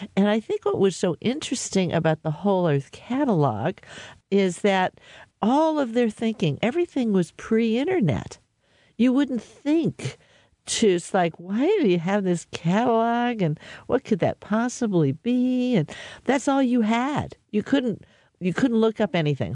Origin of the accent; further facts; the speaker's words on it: Menlo Park, California, United States; I grew up in Menlo Park